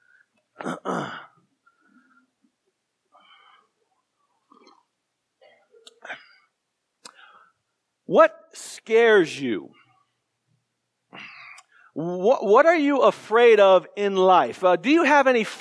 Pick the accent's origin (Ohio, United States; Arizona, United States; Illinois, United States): Arizona, United States; Tucson; I grew up in Tucson, Arizona